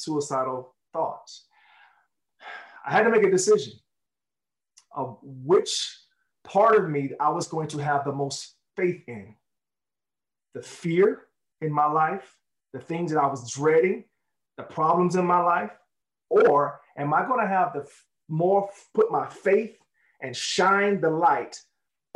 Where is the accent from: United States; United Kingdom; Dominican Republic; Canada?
United States; Jacksonville, Florida; where I grew up in Jacksonville, Florida